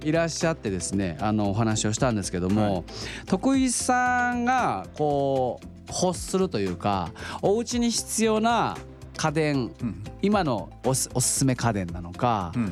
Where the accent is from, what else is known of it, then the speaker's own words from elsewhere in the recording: Oita, Japan; 僕あの、出身が大分なんですよ